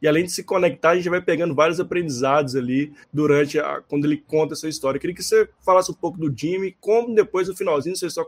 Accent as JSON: {"language": "Portuguese", "town": "Belo Horizonte", "region": "Minas Gerais", "country": "Brazil", "said": "lembrando que nós todos nós somos mineiros, então estamos falando direto das Minas Gerais aqui, de Belo Horizonte."}